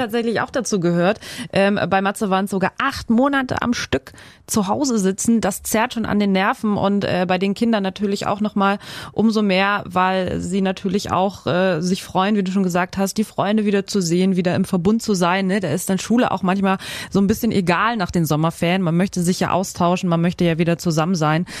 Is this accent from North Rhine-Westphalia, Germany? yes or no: no; Schleswig-Holstein, Germany; hier bei uns in Schleswig-Holstein